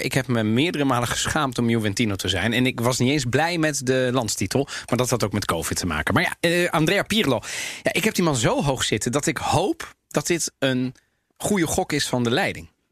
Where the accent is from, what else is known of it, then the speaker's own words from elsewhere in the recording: Amsterdam, North Holland, Netherlands; also born or lived in Italy; waar kom jij vandaan? zei ik Amsterdam